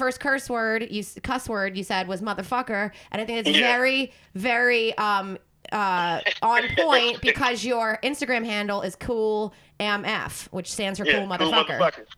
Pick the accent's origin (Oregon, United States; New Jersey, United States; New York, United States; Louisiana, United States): New Jersey, United States; also born or lived in Philadelphia; from Philly and being... Well, technically, I'm from South Jersey